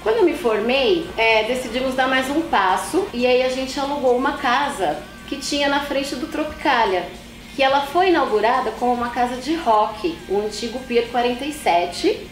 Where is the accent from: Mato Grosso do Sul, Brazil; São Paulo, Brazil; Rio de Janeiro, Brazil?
São Paulo, Brazil; also born or lived in São Bernardo do Campo; Nasci em São Paulo, ali na região da Moca, sou paulistana